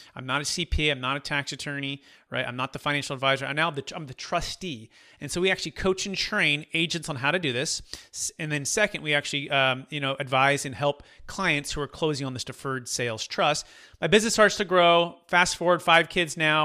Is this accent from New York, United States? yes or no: no; Bay Area, California, United States; growing up in the Bay Area